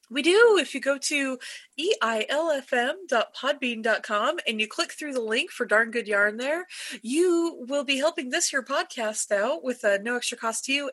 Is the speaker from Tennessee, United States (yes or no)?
no; California, United States; now in Utah, United States; I was born and raised in California.